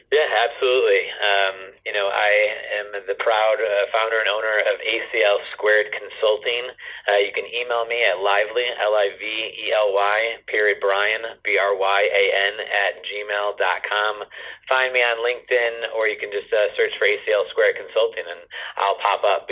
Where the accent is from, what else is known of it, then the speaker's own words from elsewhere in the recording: Detroit, Michigan, United States; as a native to Metro Detroit